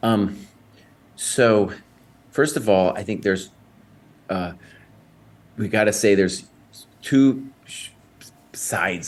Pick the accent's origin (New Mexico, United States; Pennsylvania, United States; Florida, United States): New Mexico, United States; Santa Fe; I grew up in Santa Fe, New Mexico, on the wrong side of the tracks.